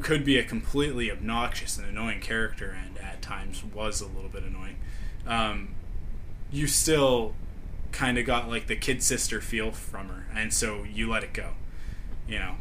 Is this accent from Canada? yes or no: yes; Canada; me being a Canadian